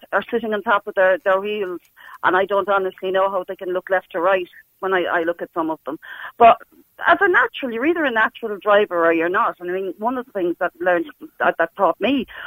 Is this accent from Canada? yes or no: no; Cork, Munster, Ireland; I grew up in the Cork, as you know, it's full of hills.